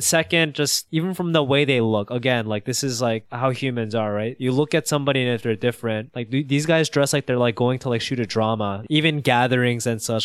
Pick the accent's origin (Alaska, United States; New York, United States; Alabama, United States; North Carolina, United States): New York, United States; growing up in New York, I would call myself Korean